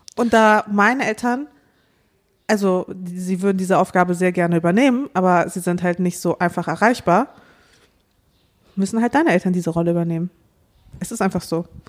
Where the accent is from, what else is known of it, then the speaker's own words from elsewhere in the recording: Dortmund, North Rhine-Westphalia, Germany; now in Berlin, Germany; ich bin ja in Dortmund aufgewachsen